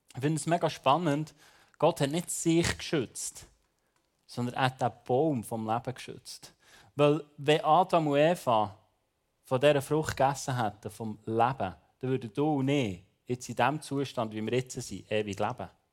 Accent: Bern, Switzerland; ich bin ja Berner

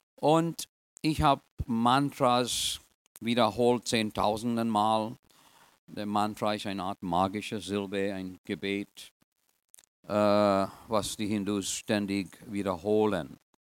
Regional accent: Trinidad & Tobago; German is a second language; also born or lived in India (ancestry); now in United States; Ich bin eigentlich in Trinidad geboren, aber in einer indischen Gesellschaft

